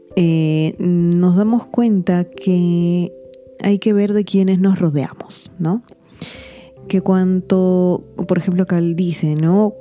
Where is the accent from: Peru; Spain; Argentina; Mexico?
Peru; yo me encuentro en Perú